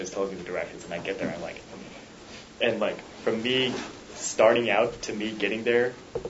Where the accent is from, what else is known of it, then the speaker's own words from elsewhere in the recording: Bellevue, Washington, United States; my hometown, Bellevue, in Washington